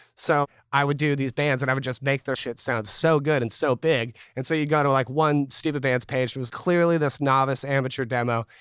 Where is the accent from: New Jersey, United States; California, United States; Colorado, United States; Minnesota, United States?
California, United States; Newark; I grew up here in Newark, California.